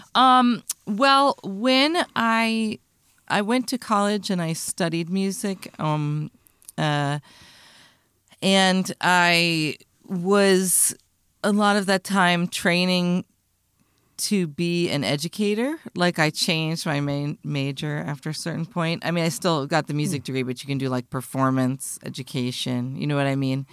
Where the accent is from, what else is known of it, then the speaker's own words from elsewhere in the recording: United States; I'm an American